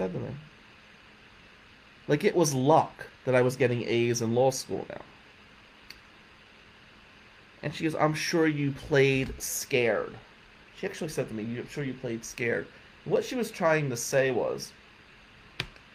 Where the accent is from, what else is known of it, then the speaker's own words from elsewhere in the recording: United States; moved away as an adult; also born or lived in Lansing, Michigan; This was my hometown team.